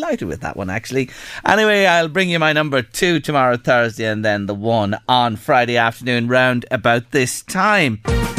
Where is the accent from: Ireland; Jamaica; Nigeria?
Ireland; County Louth, Leinster; our Louise is from Meath, I'm from County Louth